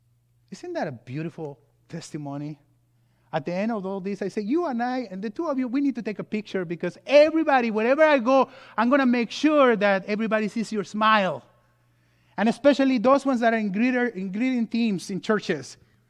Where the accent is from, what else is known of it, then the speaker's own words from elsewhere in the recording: California, United States; And you know, I come from California.